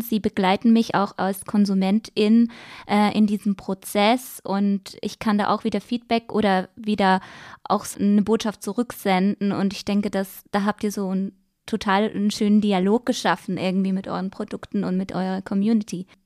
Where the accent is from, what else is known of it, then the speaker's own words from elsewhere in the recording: Switzerland; Bei uns in der Schweiz